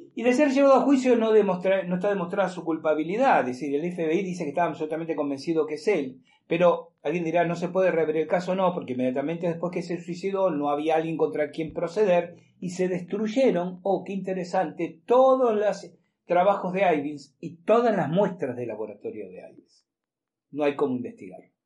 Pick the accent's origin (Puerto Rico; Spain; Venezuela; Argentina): Argentina